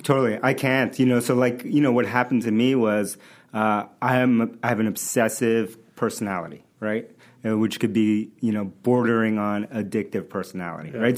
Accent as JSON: {"language": "English", "town": "New York City", "region": "New York", "country": "United States", "tie": "born or raised there", "also_born_or_lived": "Bronx, New York / Manhattan, New York", "second_language": "English", "moved": "as an adult", "lives_now": "Boston, United States", "said": "I was born in the Bronx, New York, and uh, grew up in Queens"}